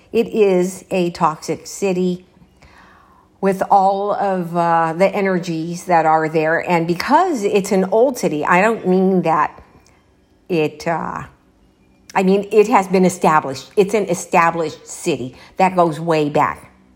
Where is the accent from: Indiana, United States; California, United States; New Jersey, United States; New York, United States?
California, United States; Los Angeles; moved away; I am from Los Angeles